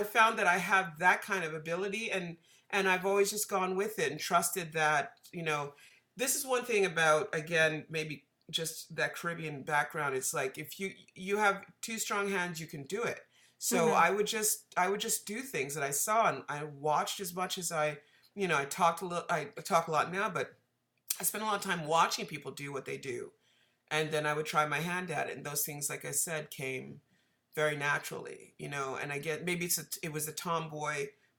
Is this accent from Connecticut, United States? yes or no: yes; Connecticut, United States; moved away as an adult; also born or lived in New York; I grew up in Connecticut